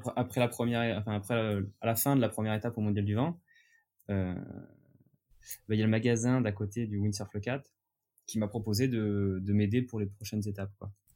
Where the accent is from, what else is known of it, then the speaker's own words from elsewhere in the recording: near Leucate, Occitania, France; also born or lived in Le Barcarès; j'habite dans le sud de la France, ouais. euh, à côté de Le 4